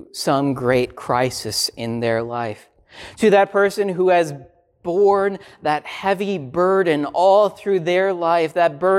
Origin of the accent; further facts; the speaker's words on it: Minnesota, United States; I grew up in Minnesota